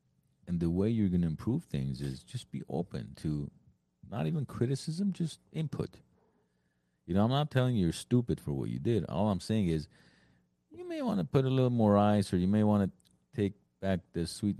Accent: Los Angeles, California, United States; I'm like, from LA.

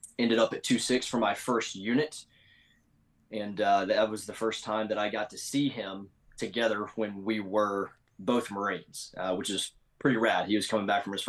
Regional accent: Memphis, Tennessee, United States; I grew up in roundabouts Memphis, Tennessee area

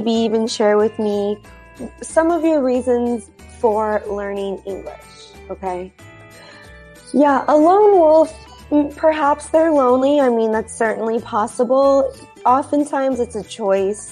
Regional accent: United States; I am not from Romania. I am from the United States. I am American. But I actually have ancestry that is Romanian

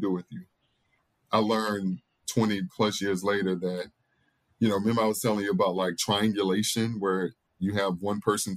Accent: Mississippi, United States; now in New Orleans, United States; growing up in Mississippi as a Black boy

